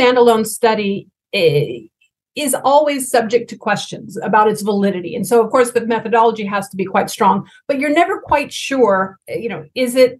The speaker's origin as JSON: {"language": "English", "country": "United States", "said": "my home country of the United States"}